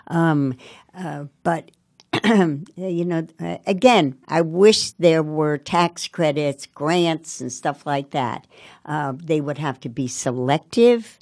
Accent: Montclair, New Jersey, United States; now in Newark, United States; I grew up in Montclair. My parents were born in Ireland.

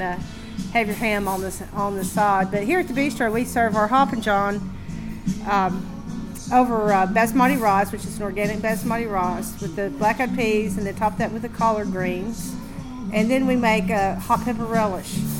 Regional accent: East Tennessee, United States; I grew up in East Tennessee

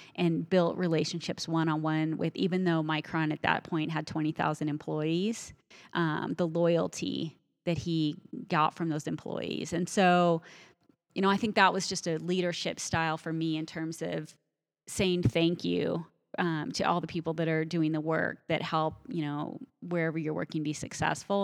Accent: eastern Colorado, United States; I grew up in Colorado, but I grew up on the plains. And so out in eastern Colorado

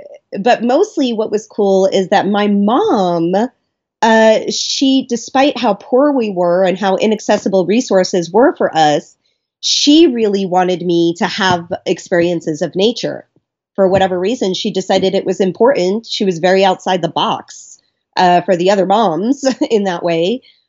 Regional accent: Miami, Florida, United States; also born or lived in Brooklyn, United States; Oh, no. I mean, I grew up in Miami mostly. I mean, in Brooklyn, there was a pretty big absence of nature, let's be honest.

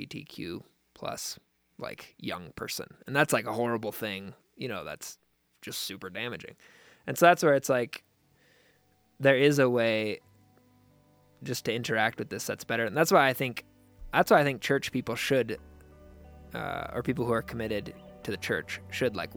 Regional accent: United States; just as an American

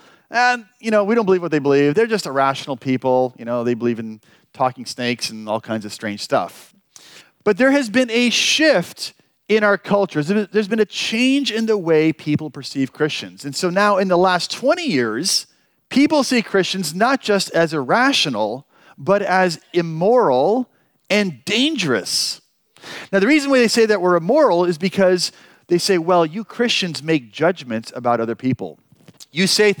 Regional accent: San Diego, California, United States; I'm from San Diego, so we have great weather there

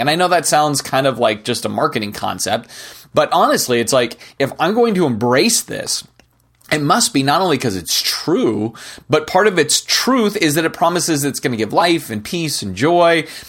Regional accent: United States; as an American

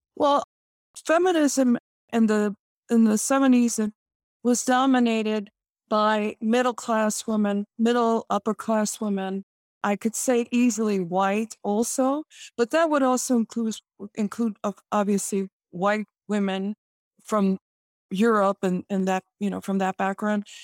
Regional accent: Chicago, Illinois, United States; I am born and raised in Chicago

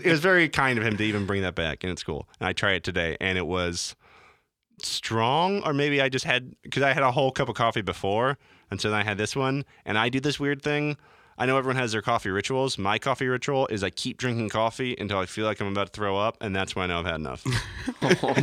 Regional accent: North Carolina, United States; I'm from North Carolina

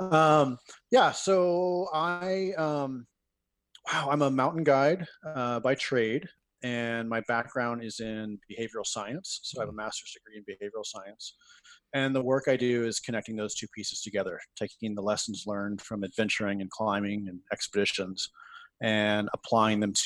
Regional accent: Morristown, New Jersey, United States; I grew up in Morristown, New Jersey

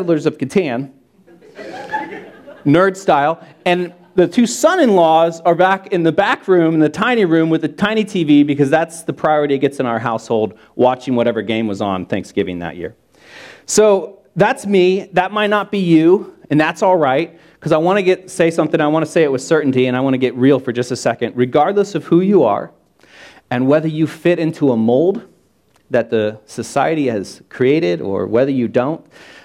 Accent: Hicksville, Ohio, United States; now in Columbus, United States; I'm from Hicksville. That's a real place, and it's a real town, and I'm from it.

